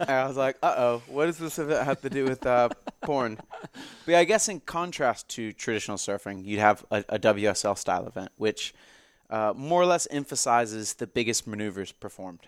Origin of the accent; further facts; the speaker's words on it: Jacksonville, Florida, United States; moved away; my hometown of Jacksonville, Florida